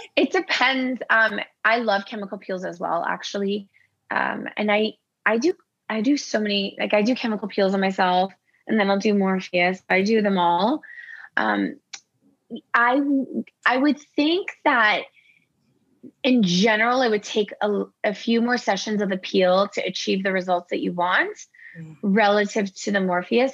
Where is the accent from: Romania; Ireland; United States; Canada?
Canada; Toronto, Ontario; also born or lived in Iran; I grew up in Toronto